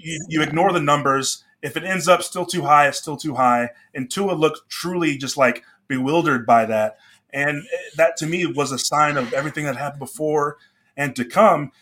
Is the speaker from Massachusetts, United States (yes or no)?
no; Dallas, Texas, United States; I grew up in Dallas.